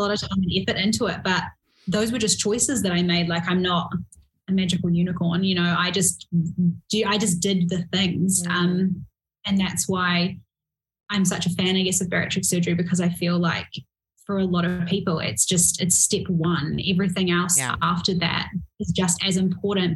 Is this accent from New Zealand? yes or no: yes; New Zealand; I'm from New Zealand